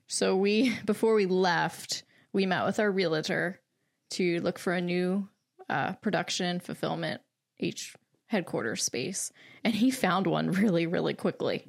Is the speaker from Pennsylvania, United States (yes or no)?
yes; Lancaster, Pennsylvania, United States; I'm from Lancaster, so I have not moved